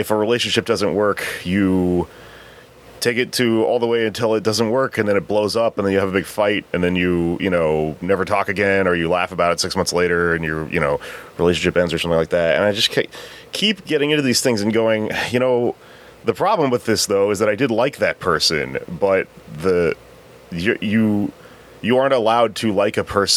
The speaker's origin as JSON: {"language": "English", "region": "Texas", "country": "United States", "said": "I'm from Texas"}